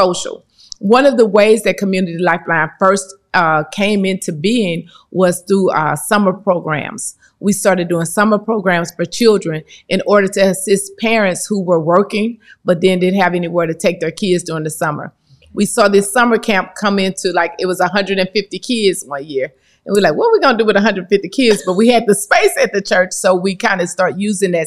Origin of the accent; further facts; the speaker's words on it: East St. Louis, Illinois, United States; grew up in East St. Louis. Love my city.